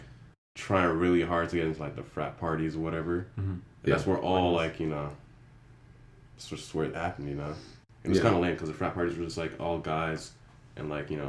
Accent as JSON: {"language": "English", "area": "Broward County", "region": "South Florida", "country": "United States", "moved": "as an adult", "lives_now": "Jacksonville, United States", "said": "I'm from South Florida, SoFlo 954, whatever you want to call it, Broward."}